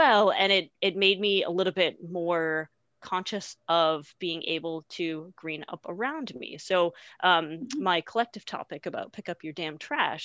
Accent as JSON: {"language": "English", "region": "Massachusetts", "country": "United States", "tie": "born or raised there", "also_born_or_lived": "Burlington, Vermont / Bozeman, Montana", "moved": "as an adult", "said": "I grew up in Massachusetts"}